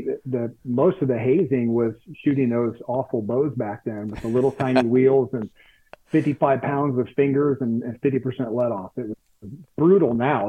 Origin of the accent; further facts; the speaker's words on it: Warsaw, Indiana, United States; also born or lived in Florida; born and mostly raised in northern Indiana. I moved away to Florida for about, I was born in Warsaw, I moved to Florida for about 9 years and then came back to Indiana. And I've been here since.